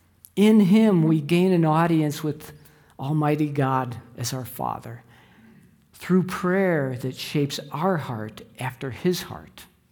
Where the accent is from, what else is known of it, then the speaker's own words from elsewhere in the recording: Chicago, Illinois, United States; I grew up in the Chicago area, and at a young age, I was indoctrinated to be a Chicago Bears fan.